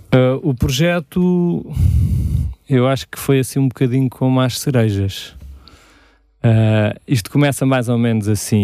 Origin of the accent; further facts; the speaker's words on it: Sintra, Lisbon, Portugal; eu sou aqui de Sintra, vivo em Magoito